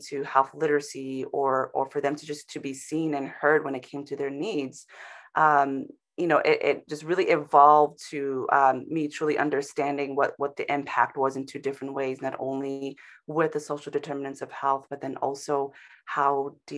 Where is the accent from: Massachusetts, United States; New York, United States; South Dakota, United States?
New York, United States; Bronx; also born or lived in St. Thomas; I, you know, am in New York now, but I was born in the West Indies on an island called St. Thomas. And really, my family and I worked our way from there to the Bronx.